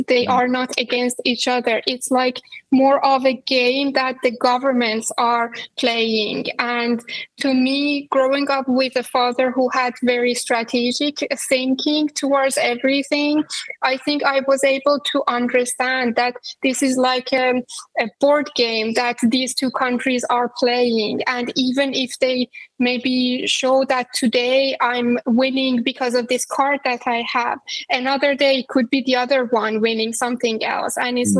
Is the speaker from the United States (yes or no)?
no; Iran; English is a second language; This dynamic between Iran and the U.S. has always been a very big part of anyone's life growing up in Iran.